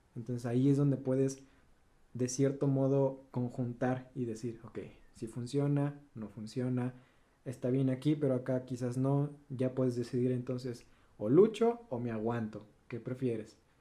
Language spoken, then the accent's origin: Spanish; Veracruz, Mexico; Soy de Veracruz